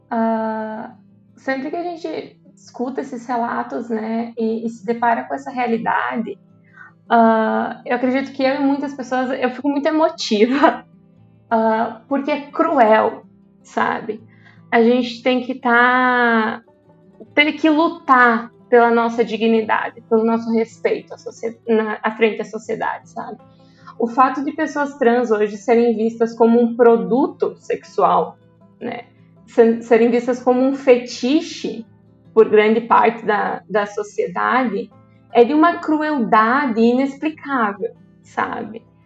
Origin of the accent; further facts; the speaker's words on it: Quilombo, Santa Catarina, Brazil; eu nasci em Quilombo, é uma cidade daqui da região